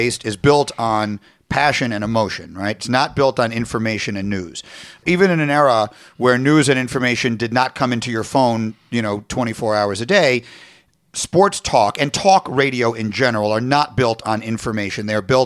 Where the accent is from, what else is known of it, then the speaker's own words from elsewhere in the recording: New York, United States; moved away as an adult; I grew up in New York. I left for college in the fall of 85.